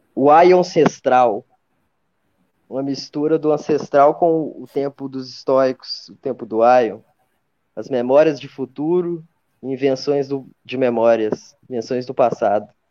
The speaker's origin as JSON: {"language": "Portuguese", "town": "Belo Horizonte", "region": "Minas Gerais", "country": "Brazil", "said": "sou de BH, né, faço filosofia na FMG."}